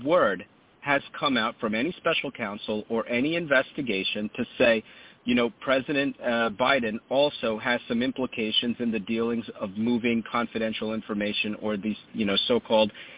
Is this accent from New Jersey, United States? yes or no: yes; New Jersey, United States; my home state of New Jersey